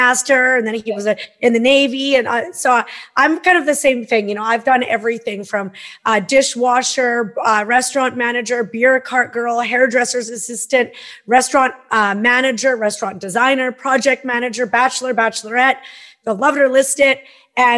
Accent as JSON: {"language": "English", "town": "Peace River", "region": "Alberta", "country": "Canada", "tie": "born or raised there", "lives_now": "Okanagan, Canada", "said": "I grew up in Northern Alberta, Peace River, Alberta."}